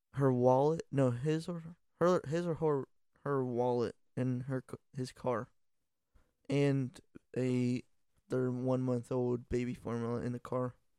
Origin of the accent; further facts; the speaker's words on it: Ohio, United States; we're from Ohio